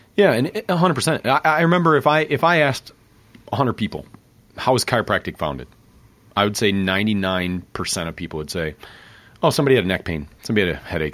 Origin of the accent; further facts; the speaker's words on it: Grand Rapids, Michigan, United States; I grew up in Grand Rapids there